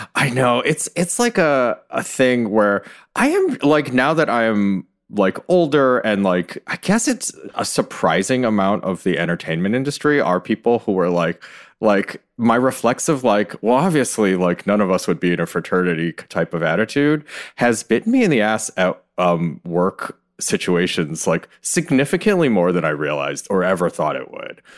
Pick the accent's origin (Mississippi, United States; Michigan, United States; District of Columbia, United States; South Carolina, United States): Michigan, United States; Ann Arbor; moved away as an adult; also born or lived in New York; I grew up in Ann Arbor